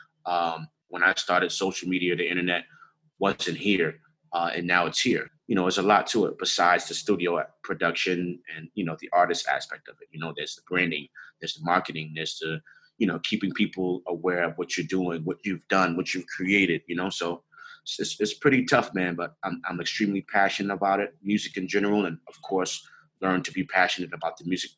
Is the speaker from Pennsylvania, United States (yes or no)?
no; New York City, New York, United States; I'm from the Bronx, 169th Washington Avenue, to be exact. They call my hood, my block, the 9